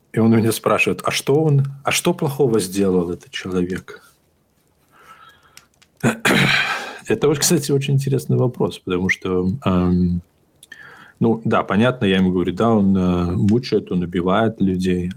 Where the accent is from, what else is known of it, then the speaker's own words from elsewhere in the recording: Belarus; я из Беларуси